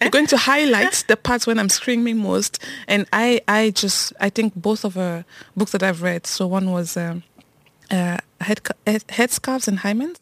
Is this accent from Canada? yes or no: no; Cameroon; moved away; also born or lived in France; I grew up in Cameroon